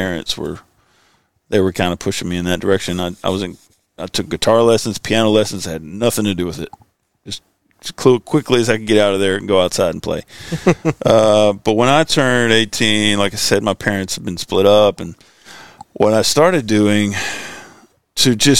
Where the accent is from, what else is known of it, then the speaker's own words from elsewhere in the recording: Sherman, Texas, United States; also born or lived in Texarkana / Nashville, Arkansas; then we moved to Sherman, Texas. So that's where I kind of did most of my raising up